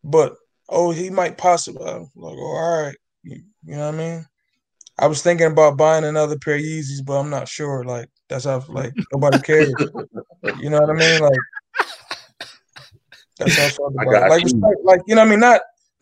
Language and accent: English; New Jersey, United States; I'm from Jersey